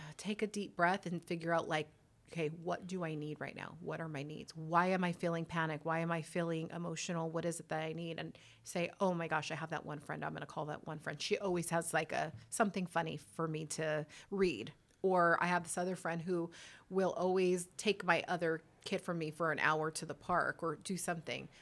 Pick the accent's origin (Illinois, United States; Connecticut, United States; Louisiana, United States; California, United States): California, United States; Whittier; moved away as an adult; also born or lived in Los Angeles / Long Beach; born and raised in Whittier